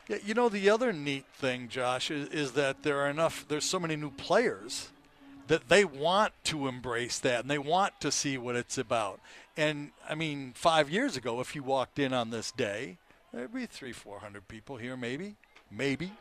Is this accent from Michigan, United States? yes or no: yes; Detroit, Michigan, United States; also born or lived in Boca Raton, Florida; now in North Carolina, United States; Al Kaline was my idol growing up in Detroit